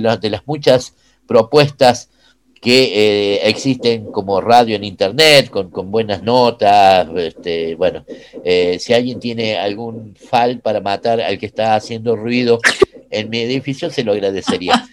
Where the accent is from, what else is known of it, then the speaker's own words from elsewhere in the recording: Córdoba, Argentina; Yo soy de Barrio Müller, más allá acá de, de, de, San Vicente.